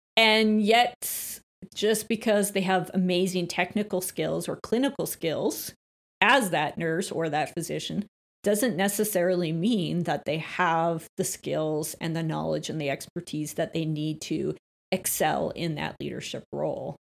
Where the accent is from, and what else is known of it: Calgary, Alberta, Canada; born or raised there; also born or lived in Beaumont, Alberta